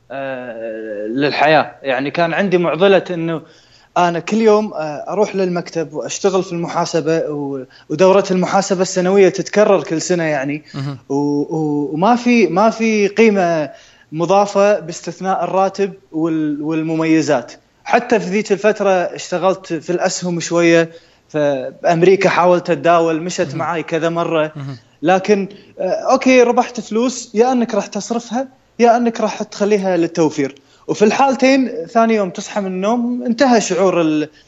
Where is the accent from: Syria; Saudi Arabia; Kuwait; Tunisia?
Kuwait; also born or lived in Los Angeles, United States